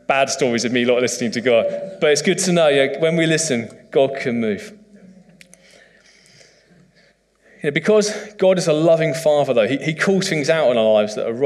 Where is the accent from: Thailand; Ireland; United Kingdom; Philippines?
United Kingdom; as a British man